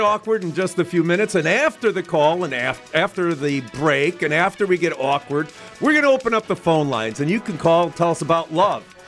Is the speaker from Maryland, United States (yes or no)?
no; Chicago, Illinois, United States; I grew up in Chicago too